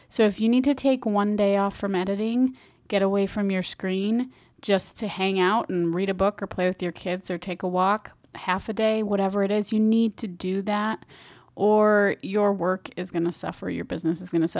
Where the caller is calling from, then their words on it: Minneapolis, Minnesota, United States; I'm speaking from Minneapolis, it's fall time